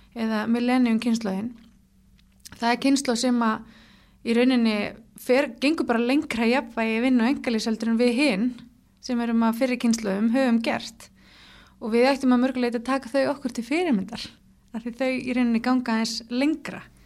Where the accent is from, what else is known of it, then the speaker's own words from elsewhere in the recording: Hafnarfjörður, Capital Region, Iceland; Ég er úr Hafnaferði